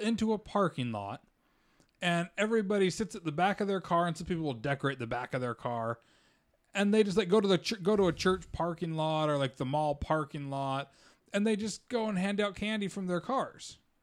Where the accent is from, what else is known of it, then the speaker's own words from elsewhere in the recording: Utah, United States; growing up in Utah